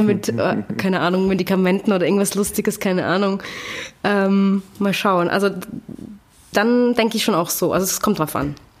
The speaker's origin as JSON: {"language": "German", "town": "Graz", "region": "Styria", "country": "Austria", "tie": "born or raised there", "also_born_or_lived": "Vienna, Austria", "moved": "as an adult", "lives_now": "Berlin, Germany", "said": "ich bin geboren in Graz und ah, dann bin ich nach Wien gezogen"}